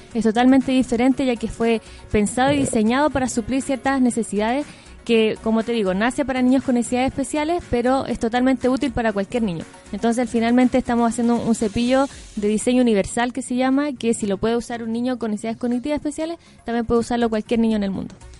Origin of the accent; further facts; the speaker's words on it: Linares, Maule, Chile; yo soy de región, soy de Linares